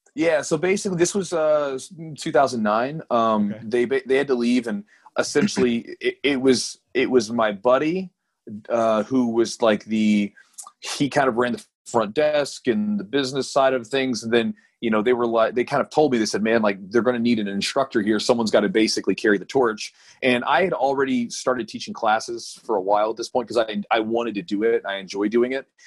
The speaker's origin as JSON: {"language": "English", "town": "Louisville", "region": "Kentucky", "country": "United States", "tie": "born or raised there", "said": "I'm born and raised in Louisville"}